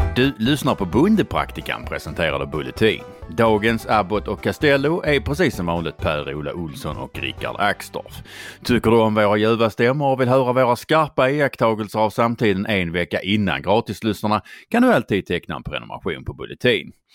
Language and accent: Swedish; Skåne, Sweden; accent: Scanian; jag är ju skåning